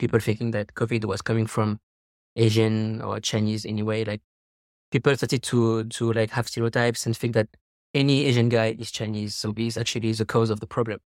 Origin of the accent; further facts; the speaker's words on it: Paris, Île-de-France, France; moved away as an adult; now in Taiwan; I'm French from Paris